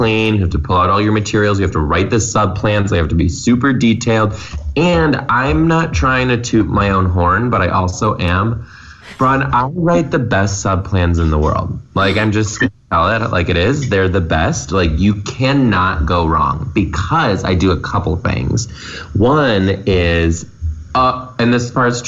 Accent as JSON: {"language": "English", "country": "United States", "said": "being an American"}